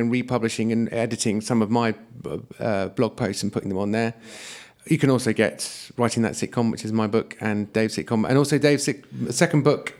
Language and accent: English; Yeovil, South West England, United Kingdom; my hometown of Yeovil